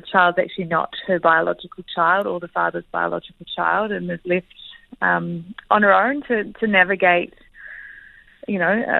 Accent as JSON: {"language": "English", "country": "New Zealand", "tie": "born or raised there", "accent": "Kiwi", "said": "as a Kiwi and as in my own accent and in all familiar territory that I live in and have grown up"}